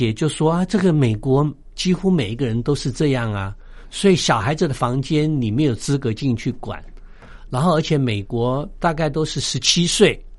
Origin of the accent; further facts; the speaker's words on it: China; 从我们中国人的角度来讲，中国人以前常常讲说“棒下出孝子”